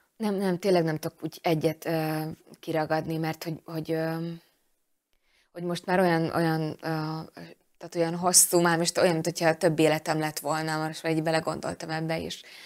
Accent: Fiľakovo, Banská Bystrica Region, Slovakia; Úgyhogy én ezt mind-mind itt, itt, itt kaptam, és, és ebben nevelkedtem

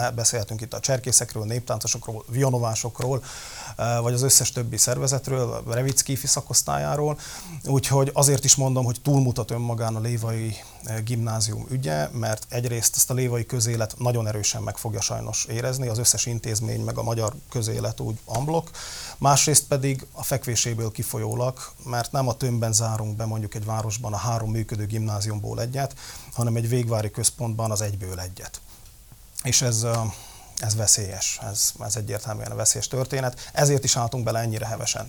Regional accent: Levice, Nitra Region, Slovakia; Léva a szülővárosom

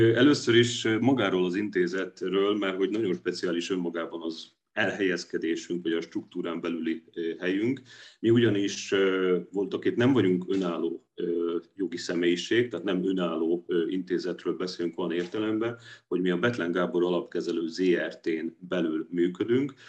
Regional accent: Dunajská Streda, Trnava Region, Slovakia; moved away as an adult; now in Budapest, Hungary; én 1999-ben érettségiztem Dunaszerdehelyi gimiben, és én utána jöttem át előbb jogot, majd politológiát tanulni Budapestre

